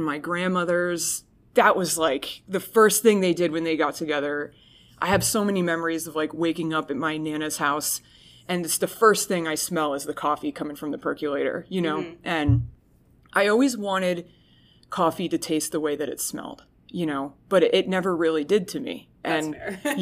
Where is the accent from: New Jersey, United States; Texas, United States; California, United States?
New Jersey, United States; I'm from New Jersey